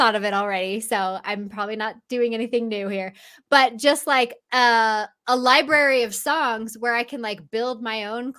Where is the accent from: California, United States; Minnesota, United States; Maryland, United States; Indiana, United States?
California, United States; I'm from Southern California originally.